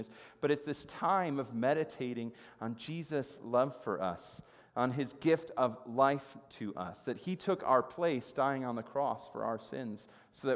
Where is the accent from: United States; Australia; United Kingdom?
United States; It has been a blessing to grow up here for me personally as an American.